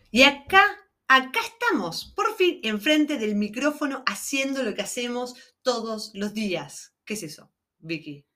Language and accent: Spanish; Argentina; somos argentinas